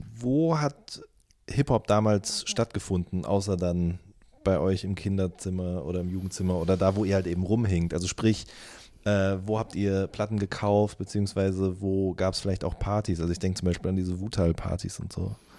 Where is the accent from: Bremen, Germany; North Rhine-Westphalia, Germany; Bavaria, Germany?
North Rhine-Westphalia, Germany; Wuppertal area; ich komme ja auch aus der Ecke dort